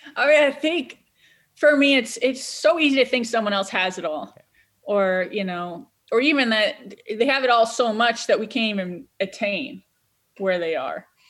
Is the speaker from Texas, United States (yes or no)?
no; Cleveland, Ohio, United States; I'm from Cleveland